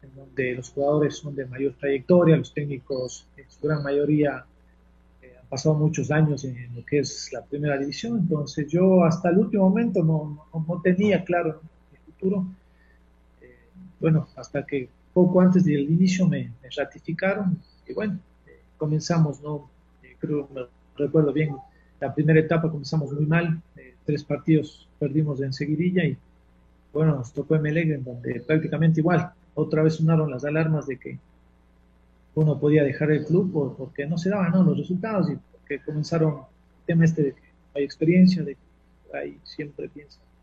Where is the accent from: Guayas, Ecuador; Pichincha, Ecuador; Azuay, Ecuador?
Azuay, Ecuador; Cuenca; nosotros somos de Cuenca